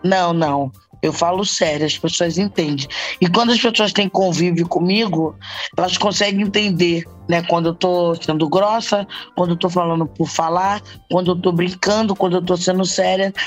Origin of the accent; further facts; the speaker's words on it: Rio de Janeiro, Brazil; Eu moro em Bangu. Não, eu sou de cria de Bangu